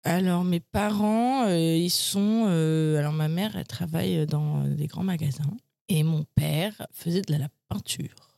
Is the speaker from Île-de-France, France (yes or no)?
yes; Paris, Île-de-France, France; je suis né à Paris j'ai grandi à Paris